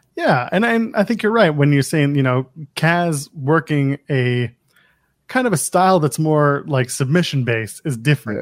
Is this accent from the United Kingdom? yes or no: no; Canada; I'm Canadian